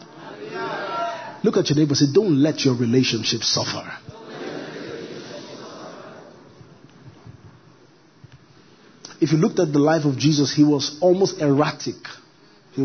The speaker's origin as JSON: {"language": "English", "country": "Nigeria", "said": "I'm a Nigerian"}